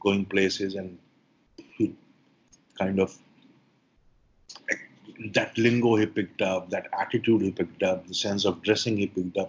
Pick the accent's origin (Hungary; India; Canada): India; Allahabad, Uttar Pradesh; I come from Allahabad